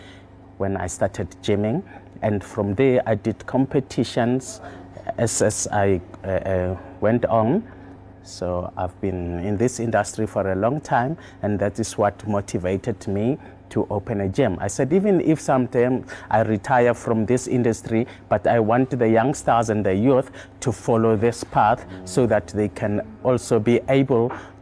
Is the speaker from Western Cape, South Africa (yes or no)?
no; Tembisa, Gauteng, South Africa; also born or lived in Edenvale; I was born in Edenvale in 1963. And then we moved from Edenvale to Tembisa. I've been when I was like 2-3 years old, and I've been here for since ever